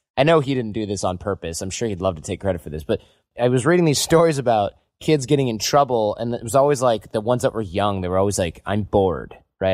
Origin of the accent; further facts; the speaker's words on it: Midwest, United States; growing up in the Midwest